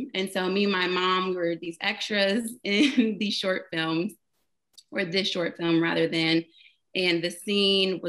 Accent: Dayton, Ohio, United States; I was born and raised in Dayton, Ohio

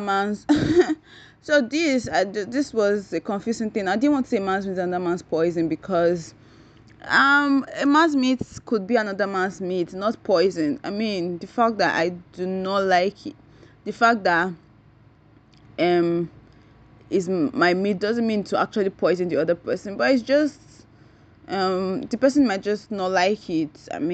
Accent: Nigeria; I'm a Nigerian

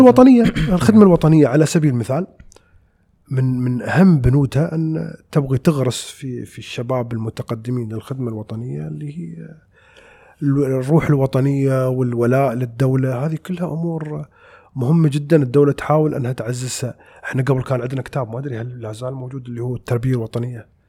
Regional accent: United Arab Emirates; 200 جنسيه عندنا في الامارات مع جنسيتنا احنا

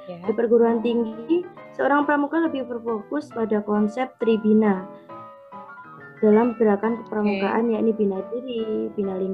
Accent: Tuban, East Java, Indonesia; Aku dari Fakultas Ilmu Sosial dan Ilmu Politik angkatan 2018. Asal kotanya sih dari Kabupaten Tuban, lebih tepatnya di Kecamatan

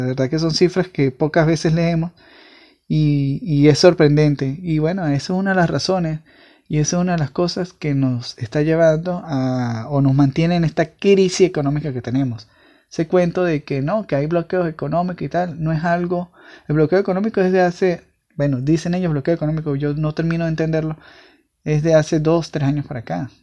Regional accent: Venezuela; los que somos venezolanos

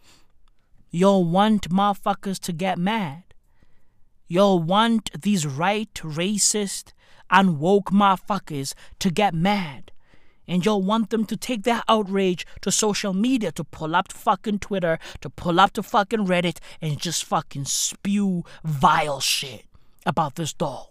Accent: South Africa; we are South African

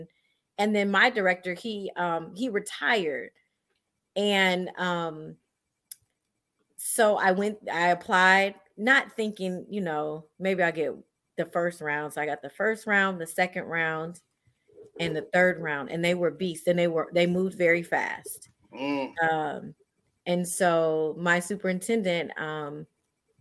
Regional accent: Iowa, United States; moved away as an adult; now in Houston, United States; I'm originally from Iowa, so I'm not even from Houston

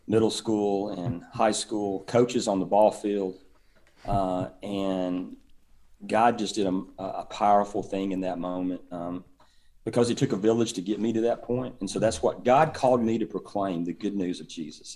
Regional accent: East Tennessee, United States; moved away as an adult; now in Auburn, United States; I grew up in East, East Tennessee

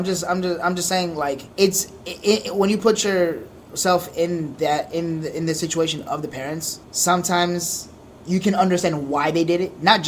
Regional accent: Haiti; Because, like, you come from Honduras, I'm from Haiti, like, those third world countries

